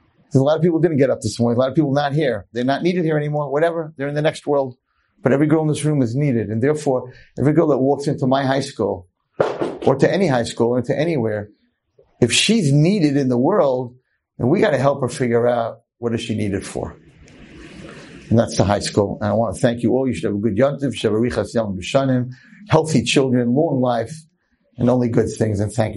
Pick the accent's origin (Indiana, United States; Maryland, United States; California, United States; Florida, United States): Indiana, United States; Muncie; I grew up in Muncie. I was the least expected to succeed in anything except be an amazing drummer and an amazing hockey player.